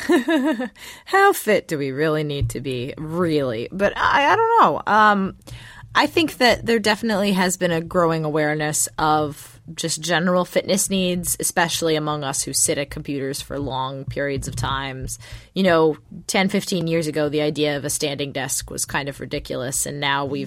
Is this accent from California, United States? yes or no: yes; Los Angeles, California, United States; I had friends who lived in West Covina when I was growing up in Los Angeles